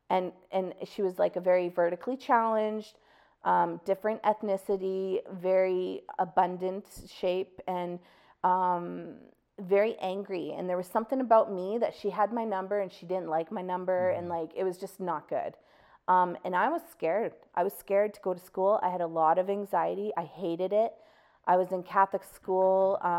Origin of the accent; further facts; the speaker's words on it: Calgary, Alberta, Canada; I grew up in Bowness